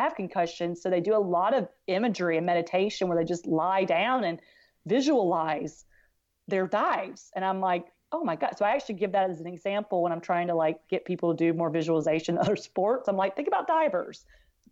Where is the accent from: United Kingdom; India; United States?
United States; South Carolina; I was from South Carolina